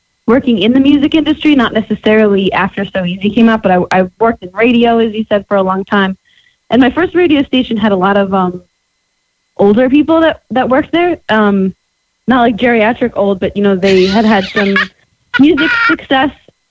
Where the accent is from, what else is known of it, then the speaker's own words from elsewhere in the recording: Farmington, Connecticut, United States; moved away as an adult; also born or lived in Boston; now in Nashville, United States; I'm from Farmington.